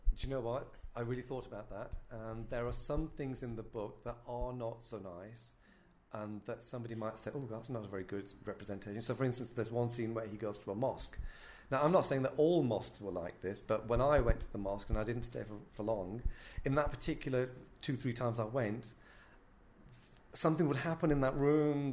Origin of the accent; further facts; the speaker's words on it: North West England, United Kingdom; I'm born to Muslim parents in a Pakistani household in the northwest of England, um, very working class.